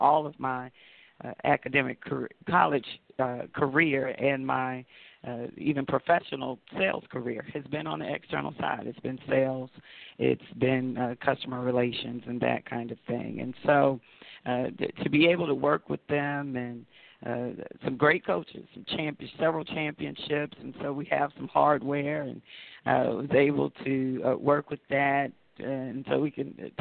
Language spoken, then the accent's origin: English; Tallahassee, Florida, United States; I'm a Tallahassee girl, and I was born in FAMU's hospital and went to FAMU High, kindergarten through 12th grade